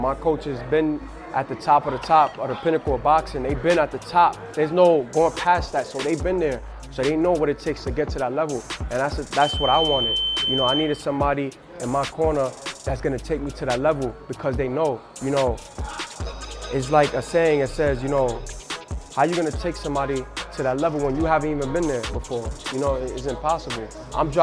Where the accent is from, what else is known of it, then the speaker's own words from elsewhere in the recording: New York City, New York, United States; I wasn't born in Puerto Rico. You know, I was born in Brooklyn, in Bushwick, White Cove Hospital.